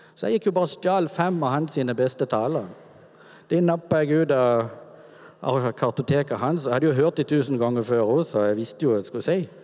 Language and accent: Norwegian; Kvinesdal, Agder, Norway; min oppvekst er egentlig veldig sånn normal i gata hjemme i Kvinesdal med de gutta som bodde der.